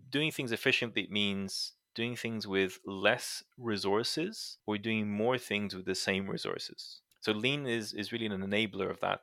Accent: Brazil; moved away; I grew up in Brazil

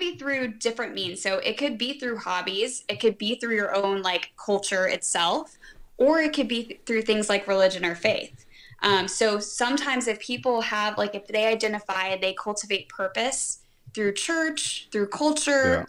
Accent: Atlanta, Georgia, United States; I grew up in Atlanta

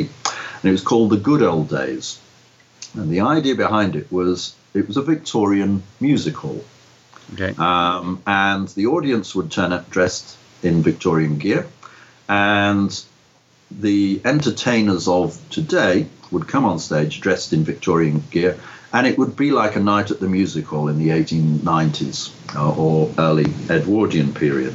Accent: Liverpool, North West England, United Kingdom; born or raised there; moved away as an adult

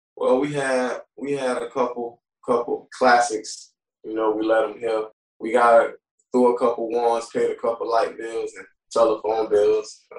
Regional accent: Tarpon Springs, Florida, United States; also born or lived in Clearwater, Florida; I'm originally from Clearwater, Florida, but I grew up in Tarpon. I grew up in both areas

